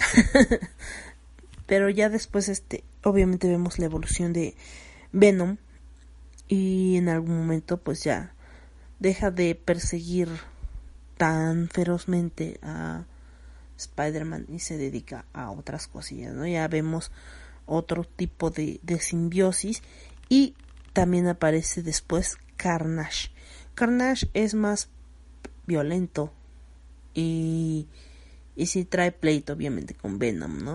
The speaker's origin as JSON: {"language": "Spanish", "town": "Cuautzingo", "region": "State of Mexico", "country": "Mexico", "said": "en mi pueblo, ¿no? En el pueblo, a la entrada de Cuautzingo"}